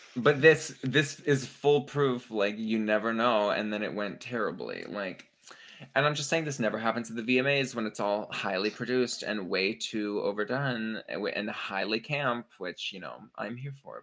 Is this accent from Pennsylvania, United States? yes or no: yes; Pittsburgh, Pennsylvania, United States; moved away; also born or lived in New York; we're from Pittsburgh